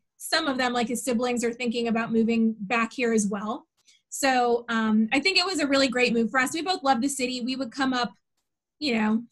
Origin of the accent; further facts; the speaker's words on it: Warren, Pennsylvania, United States; we're from Warren, Pennsylvania, where the closest airport is 3 hours away